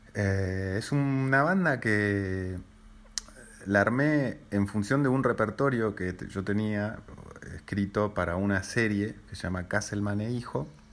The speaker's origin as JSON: {"language": "Spanish", "region": "Buenos Aires", "country": "Argentina", "tie": "born or raised there", "also_born_or_lived": "Switzerland / Boston", "said": "nací en Suiza, me crié en Buenos Aires"}